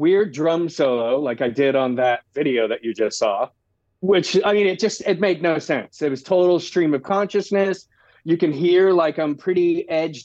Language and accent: English; Orlando, Florida, United States; moved away as an adult; now in Los Angeles, United States; I was growing up in Orlando